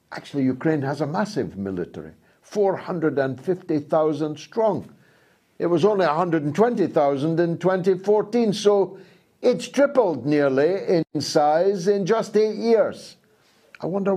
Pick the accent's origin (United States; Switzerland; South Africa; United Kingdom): United Kingdom; Dundee, Scotland; a guy from a council house in Dundee